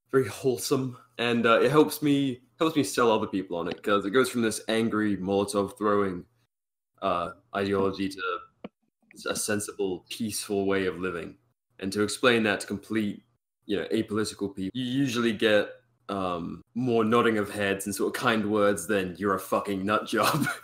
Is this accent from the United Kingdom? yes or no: yes; United Kingdom; being British